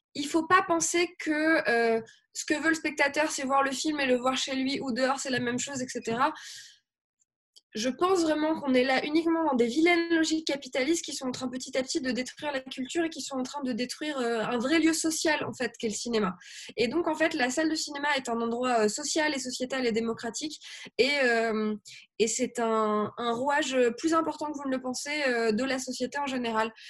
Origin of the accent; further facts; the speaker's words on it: Grenoble, Auvergne-Rhône-Alpes, France; je viens de Grenoble